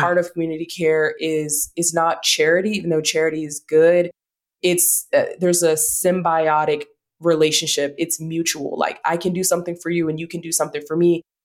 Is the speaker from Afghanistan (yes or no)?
no; the South, United States; we're from the South